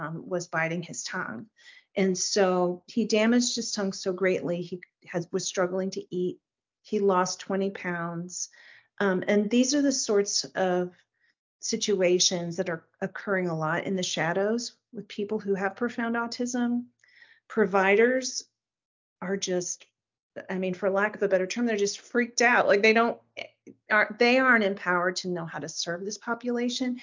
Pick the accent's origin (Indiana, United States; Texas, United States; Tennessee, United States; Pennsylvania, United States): Texas, United States; moved away; I'm from Texas originally.